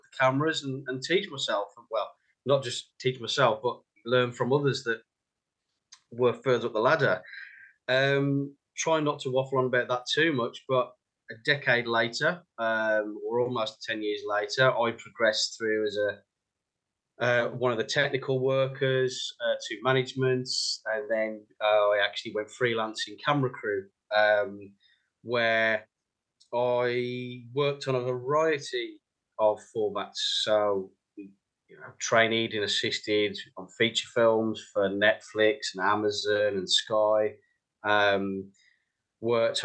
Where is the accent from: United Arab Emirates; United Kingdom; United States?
United Kingdom; West Midlands; moved away as an adult; now in London, United Kingdom; You can probably tell by the accent, I'm from the West Midlands.